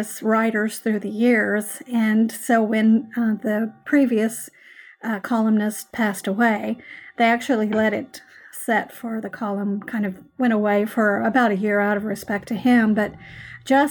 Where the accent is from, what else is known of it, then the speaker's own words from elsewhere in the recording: Muskogee, Oklahoma, United States; I went to work for a museum in my hometown of Muskogee